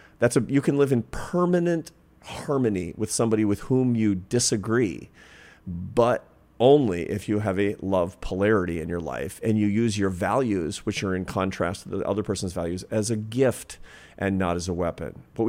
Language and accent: English; Pacific Northwest, United States; So when I was a kid, for example, growing up in the Pacific Northwest, in the 1970s, there was deep fear of serial killers, cults.